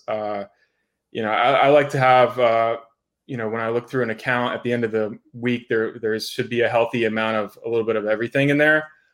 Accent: Florida, United States; moved away as an adult; also born or lived in Las Vegas; moved back to Florida. Um, this is my home state. I was born here.

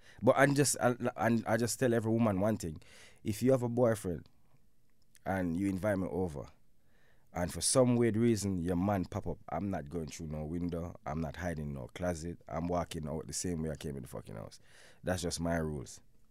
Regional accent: Jamaica; I'm in a Jamaica as a Jamaican man.

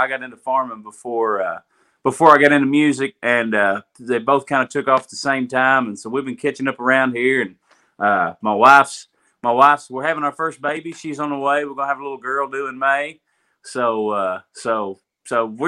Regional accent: Pig, Kentucky, United States; from Pig.

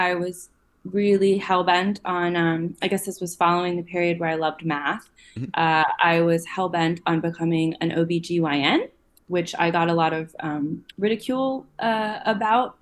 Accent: just outside of Baltimore, Maryland, United States; I grew up in Maryland. So I've been on the East Coast for the entirety of my life. Just outside of Baltimore

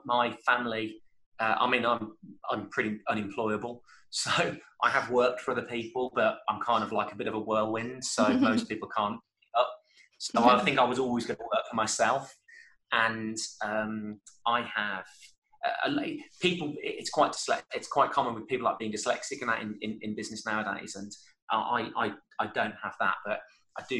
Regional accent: Birmingham, West Midlands, United Kingdom; I'm from Birmingham

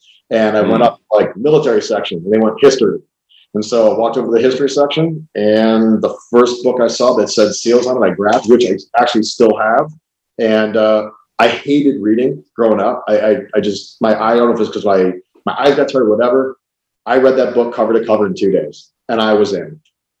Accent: Cleveland, Ohio, United States; So when I was 12, growing up in Cleveland, Ohio, my dad, my brother, we always went to the Cleveland Air Show.

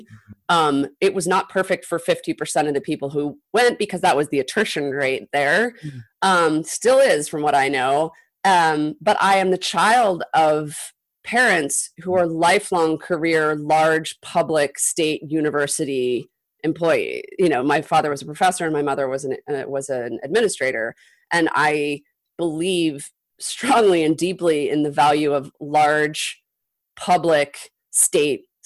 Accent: Utah, United States; moved away as an adult; also born or lived in Illinois; growing up in Utah

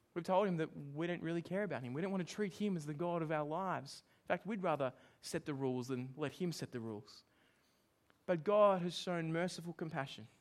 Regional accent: Australia; I'm Australian

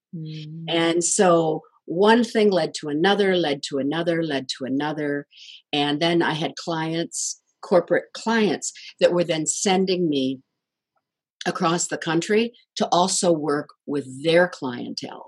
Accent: Kalamazoo, Michigan, United States; my hometown, Kalamazoo, Michigan

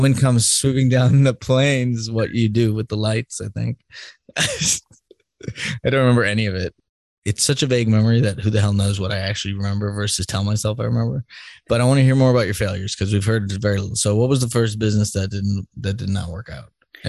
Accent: Ireland; It's because I'm Irish.

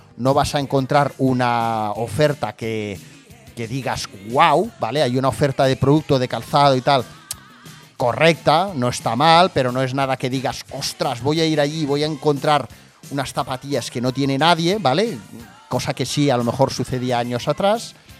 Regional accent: Barcelona, Catalonia, Spain; yo vivo cerca de Barcelona y soy de Barcelona, nacido en Barcelona

